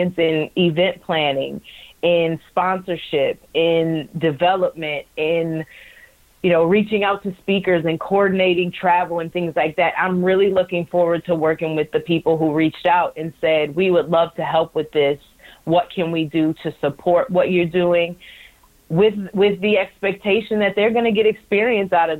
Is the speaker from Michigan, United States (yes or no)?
yes; right outside of Detroit, Michigan, United States; moved away; I grew up right outside of Detroit, watching Detroit sports.